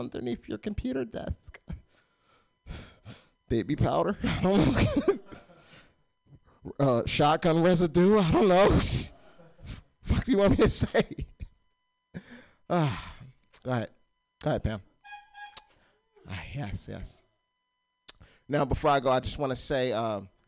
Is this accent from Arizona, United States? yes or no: no; Warminster, Pennsylvania, United States; moved away; I'm from Warminster, Pennsylvania.